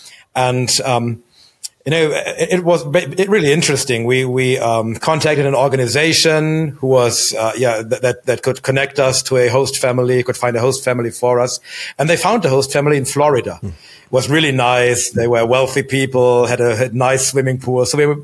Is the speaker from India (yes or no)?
no; Germany; So I was born in Germany. We moved around a lot, but always within the German borders.